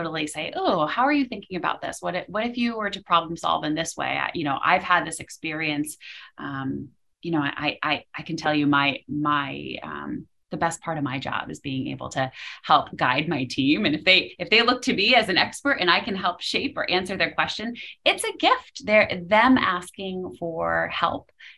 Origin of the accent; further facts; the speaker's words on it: Western Massachusetts, United States; also born or lived in Philadelphia; I grew up in Western Mass